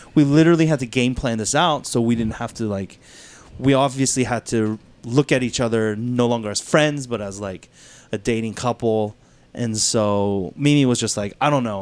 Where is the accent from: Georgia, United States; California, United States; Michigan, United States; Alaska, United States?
Georgia, United States; Duluth; born and raised in Duluth